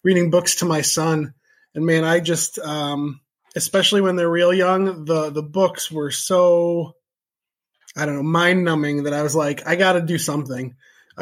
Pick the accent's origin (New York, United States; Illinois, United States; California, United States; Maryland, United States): Illinois, United States; Chicago; moved away as an adult; also born or lived in Colorado; now in Jefferson, Wisconsin, United States; I grew up outside of Chicago